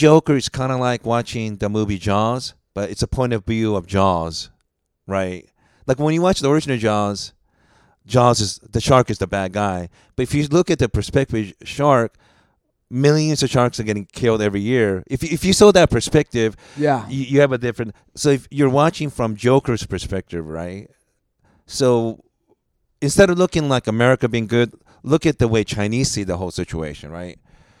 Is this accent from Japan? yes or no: yes; Japan; born there; I was born in Japan. I have a Japanese name, but I'm ethnically Korean.